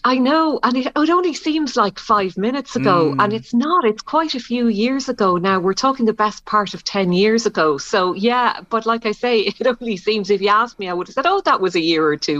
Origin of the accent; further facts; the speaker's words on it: County Clare, Ireland; moved away; I'm originally from Clare.